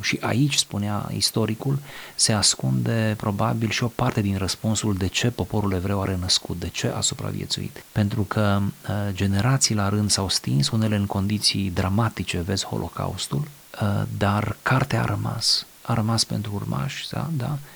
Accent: Romania; în țara mea, în România

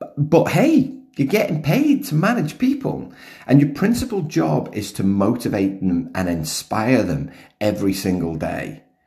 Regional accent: United Kingdom; now in Melbourne, Australia; being British

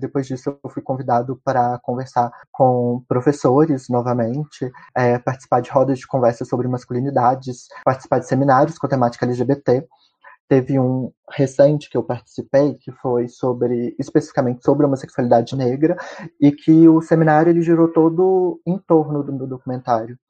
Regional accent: Ouro Preto, Minas Gerais, Brazil; eu sou mineiro de Ouro Preto

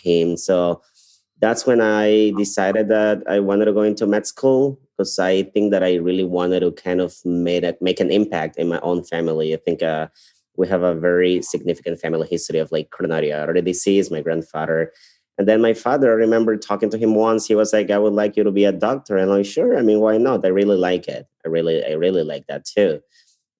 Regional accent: Ecuador; moved away as an adult; also born or lived in Guayaquil, Ecuador; now in Chicago, United States; I'm from Ecuador. I'm from South America. I went to medical school in Guayaquil, which is part of the coast of my country.

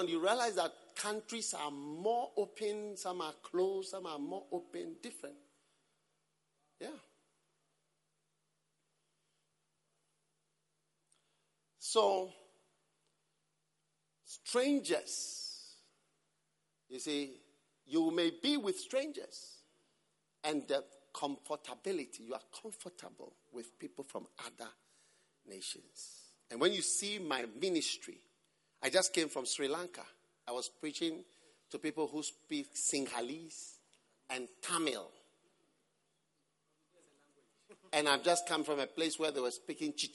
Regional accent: Ghana; I'm from Ghana and I've spent most of my life in Ghana

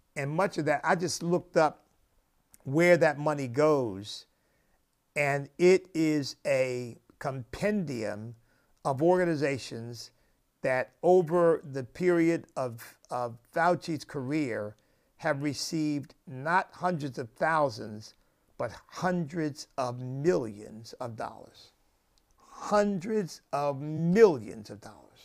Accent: United States; as an American

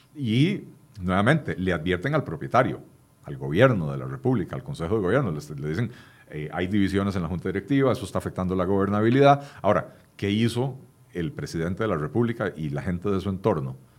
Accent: Costa Rica; somos todos los costarricenses

